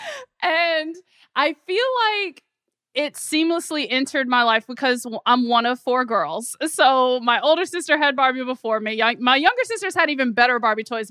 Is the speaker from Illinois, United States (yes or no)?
no; Memphis, Tennessee, United States; growing up in Memphis, Tennessee